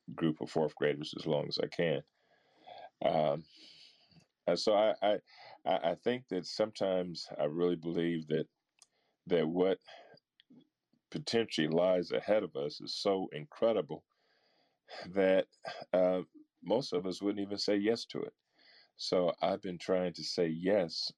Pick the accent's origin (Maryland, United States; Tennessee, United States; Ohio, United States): Ohio, United States; Akron; growing up in Akron, Ohio.